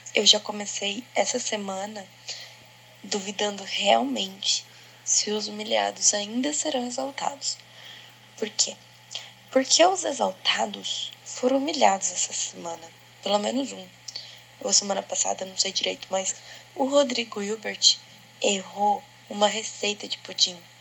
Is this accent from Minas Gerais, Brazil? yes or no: no; Campo Grande, Mato Grosso do Sul, Brazil; eu sou de Campo Grande, Mato Grosso do Sul.